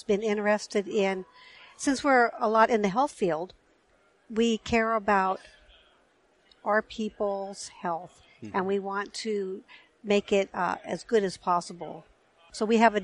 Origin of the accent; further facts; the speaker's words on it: Napa, California, United States; also born or lived in Fort Bragg, California; I was born in Fort Bragg, and then my family just kind of worked their way down the coast to Napa eventually. And that's where I finished growing up.